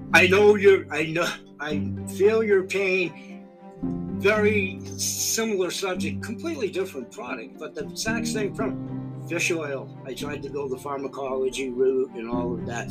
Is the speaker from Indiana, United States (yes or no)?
no; Maine, United States; we Mainers